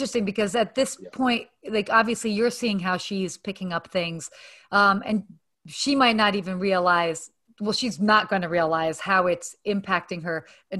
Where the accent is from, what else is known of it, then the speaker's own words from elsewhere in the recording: Atlanta, Georgia, United States; also born or lived in Saudi Arabia / London, England; although I was born in the States, I actually lived in Saudi Arabia until I was 6. And then I lived in London, England for a year when I was like 7, 8. And then I actually lived in Atlanta from 8 to 18.